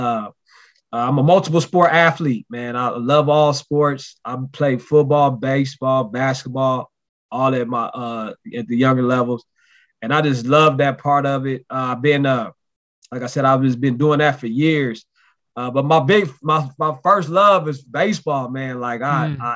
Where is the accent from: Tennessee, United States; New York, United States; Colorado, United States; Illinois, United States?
Colorado, United States; Denver; I'm originally from Denver, Colorado